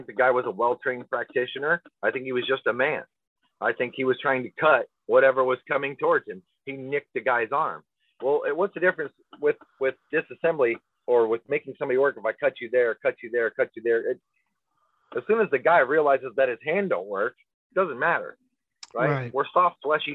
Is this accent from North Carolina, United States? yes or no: no; Weston, Nebraska, United States; I grew up in Weston, Nebraska.